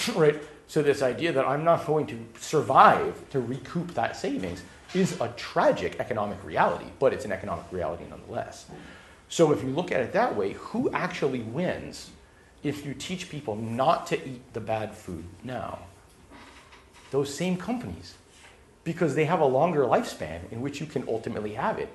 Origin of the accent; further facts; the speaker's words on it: Los Angeles, California, United States; I grew up in Los Angeles